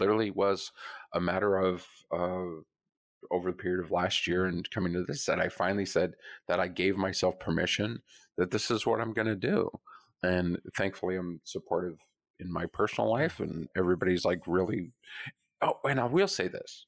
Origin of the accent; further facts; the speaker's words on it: Colorado, United States; moved away; I grew up in Colorado